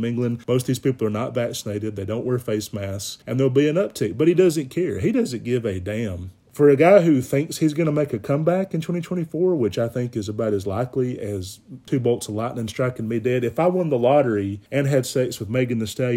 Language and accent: English; Alabama, United States; growing up in Alabama